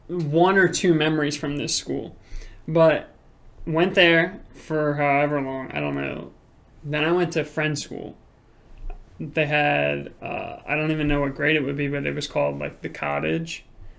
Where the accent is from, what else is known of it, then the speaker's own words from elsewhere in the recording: Virginia Beach, Virginia, United States; So, I was born and raised in Virginia Beach. Lived in same house my whole life.